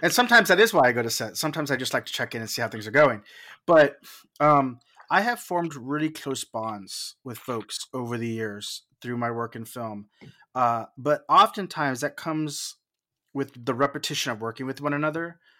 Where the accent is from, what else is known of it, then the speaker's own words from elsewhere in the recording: South Texas, United States; I'm from South Texas